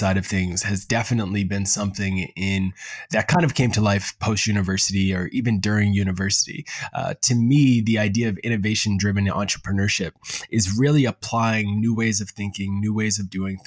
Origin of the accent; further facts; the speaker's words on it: Preston, Nova Scotia, Canada; now in Halifax, Canada; I grew up in Preston, Nova Scotia, and now I currently live in Halifax.